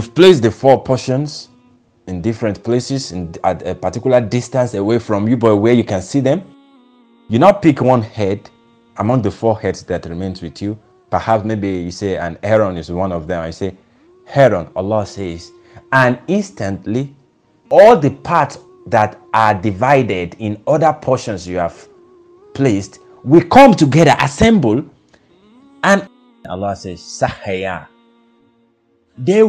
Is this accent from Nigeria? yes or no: yes; Nigeria; as a Nigerian